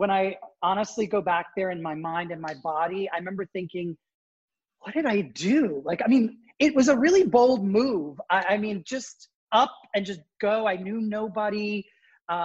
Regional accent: United States; born there; because I was born in the States, it was very easy for me to move to the United States.

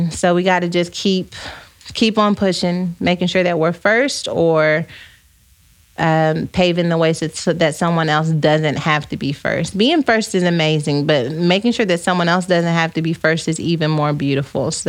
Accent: South Africa; I'm from South Africa, so the pressure is real, but I'm not interested, at least not yet.

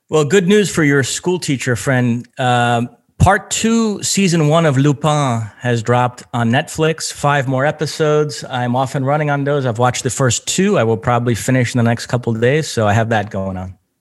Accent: New York, United States; I grew up in New York listening to the Mike and the Mad Dog radio program

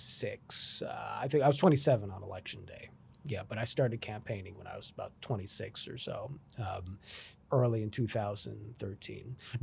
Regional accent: Los Angeles, California, United States; That's correct, yeah, I grew up in Los Angeles.

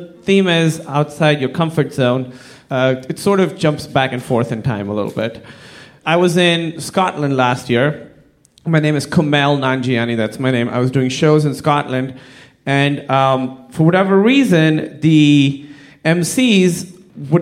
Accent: Pakistan; I'm from Pakistan, like I said. Very conservative Muslim family

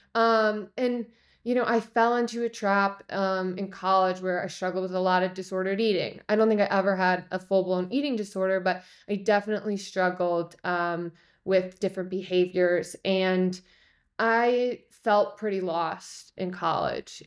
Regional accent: Chicago, Illinois, United States; I grew up in Chicago

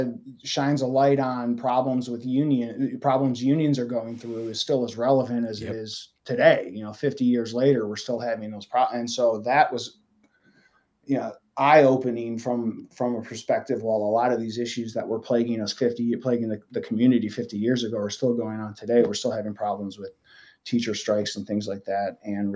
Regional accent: Michigan, United States; now in Chicago, United States; I'm not from here originally. I grew up in Michigan. I've lived in Chicago since 2005.

